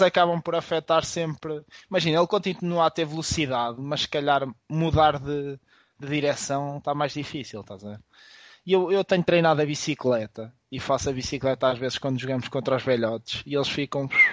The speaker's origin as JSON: {"language": "Portuguese", "region": "Viseu", "country": "Portugal", "said": "Mas também nós éramos de, somos do Distrito Viseu"}